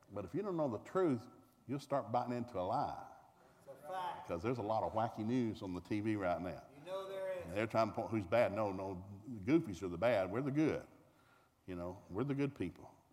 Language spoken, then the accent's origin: English; Tulsa, Oklahoma, United States; I'm from Tulsa, Oklahoma